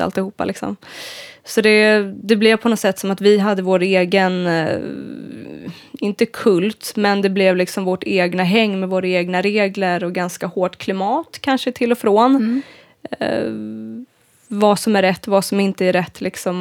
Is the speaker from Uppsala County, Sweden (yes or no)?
yes; Uppsala, Uppsala County, Sweden; now in Gothenburg, Sweden; jag är en gitarrist ifrån Uppsala